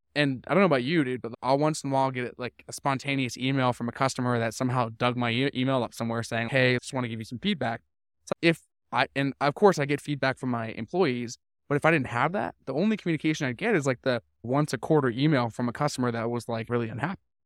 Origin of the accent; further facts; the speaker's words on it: Vancouver, British Columbia, Canada; I grew up in Vancouver. I spent twenty-four years there.